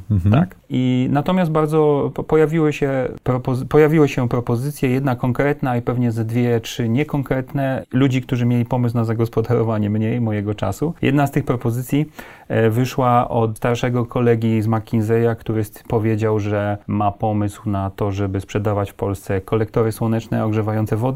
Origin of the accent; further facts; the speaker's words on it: Mielec, Subcarpathian Voivodeship, Poland; moved away; also born or lived in Kraków / Warsaw; Pochodzę z Podkarpacia